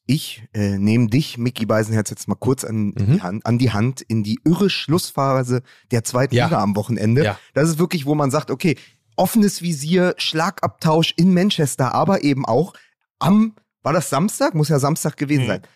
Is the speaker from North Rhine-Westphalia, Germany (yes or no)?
no; Berlin, Germany; als Berliner